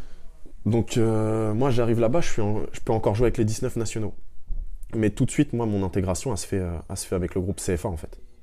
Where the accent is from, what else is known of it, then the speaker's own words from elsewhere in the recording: Le Havre, Normandy, France; also born or lived in Caen; on est à Cocry et on est vraiment dans le quartier où j'ai grandi